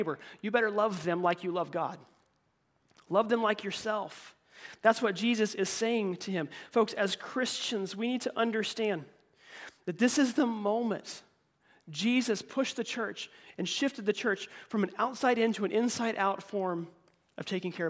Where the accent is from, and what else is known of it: United States